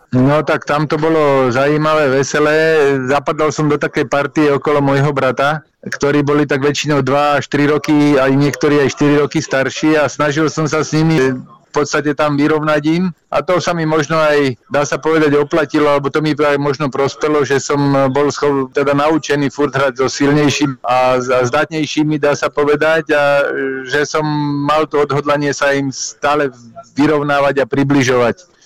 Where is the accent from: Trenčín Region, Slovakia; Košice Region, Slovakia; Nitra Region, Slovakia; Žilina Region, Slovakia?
Trenčín Region, Slovakia; Prievidza; moved away; also born or lived in Bratislava; v Prievidzi, lebo dlhé roky som tam trávil